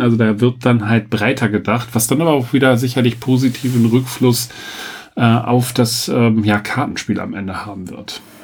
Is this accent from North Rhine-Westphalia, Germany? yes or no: yes; Sauerland, North Rhine-Westphalia, Germany; moved away; ich komme ja aus dem Sauerland, also Dortmund ist da jetzt nicht so weit entfernt